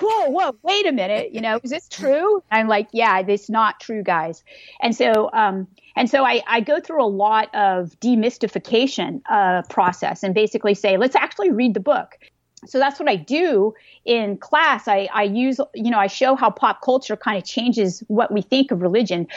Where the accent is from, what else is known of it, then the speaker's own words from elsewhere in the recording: California, United States; moved away; I lived in California, I grew up in California